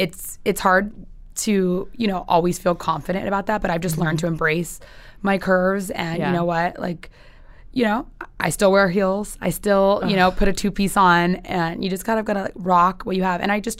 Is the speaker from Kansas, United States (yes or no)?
no; San Diego, California, United States; I'm from San Diego.